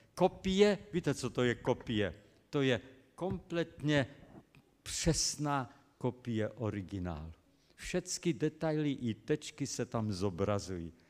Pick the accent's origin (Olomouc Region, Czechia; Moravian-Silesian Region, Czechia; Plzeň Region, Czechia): Moravian-Silesian Region, Czechia; Český Těšín; byl tam u nás v Českém Těšíně, pocházím z Českého Těšína.